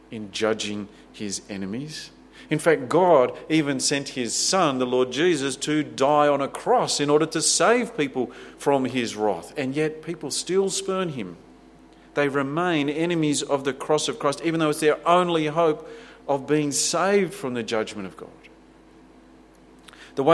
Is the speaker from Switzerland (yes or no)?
no; Australia; we love our freedoms and our wealth and our security. We take great pride in what our nation is